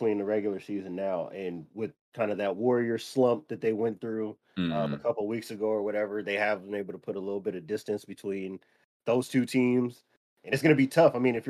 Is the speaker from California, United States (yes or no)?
yes; San Diego, California, United States; Growing up in San Diego